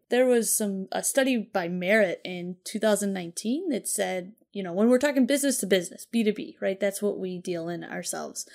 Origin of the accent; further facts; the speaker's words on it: Chicago, Illinois, United States; we're from Chicago